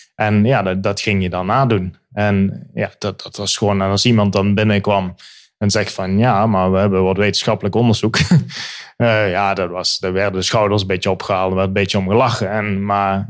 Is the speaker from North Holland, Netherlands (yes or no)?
no; Limburg, Netherlands; moved away as an adult; also born or lived in Birmingham, England; now in England, United Kingdom; ik kom uit Limburg.